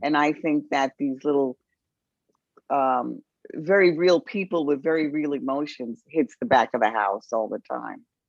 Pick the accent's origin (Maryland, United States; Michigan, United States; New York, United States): New York, United States; New York City; I was from the Bronx